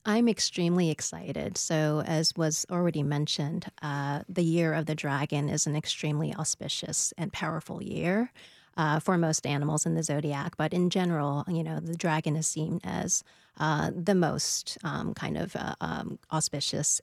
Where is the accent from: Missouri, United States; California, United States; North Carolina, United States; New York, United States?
New York, United States; now in Nashville, United States; my parents immigrated over from Taiwan in the seventies, and I was born in New York.